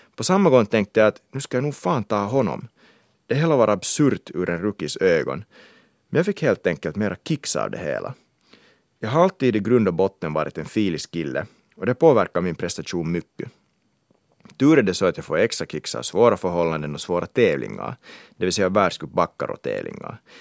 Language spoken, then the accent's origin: Swedish; Kauniainen, Uusimaa, Finland; moved away; also born or lived in England; Jag är finlandssvensk från Grankulla